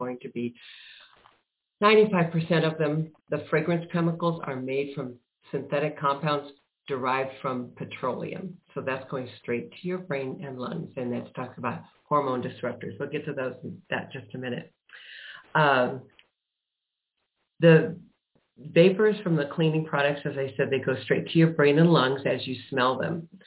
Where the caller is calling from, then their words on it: Prescott Valley, Arizona, United States; I am in Prescott Valley, Arizona.